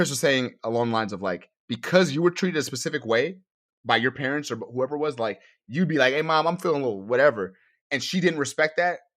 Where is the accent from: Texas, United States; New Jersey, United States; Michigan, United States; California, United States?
New Jersey, United States; Newark; born there; also born or lived in New York; I was born in Newark, New Jersey.